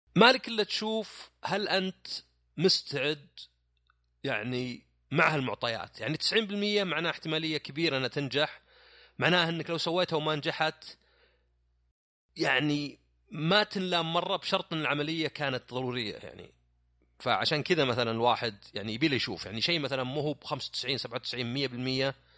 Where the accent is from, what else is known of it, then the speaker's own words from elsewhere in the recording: Saudi Arabia; عندنا في السعوديه